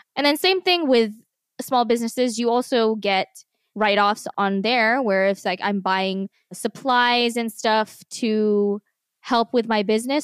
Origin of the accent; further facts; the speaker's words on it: New Jersey, United States; moved away; We're from Jersey